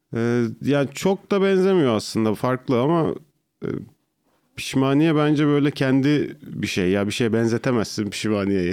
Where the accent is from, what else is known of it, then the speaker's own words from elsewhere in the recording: İzmit, Kocaeli, Turkey; also born or lived in Artvin; Aslen Artvinliyim ama çok uz, altı yaşımdan beri İzmit'teydik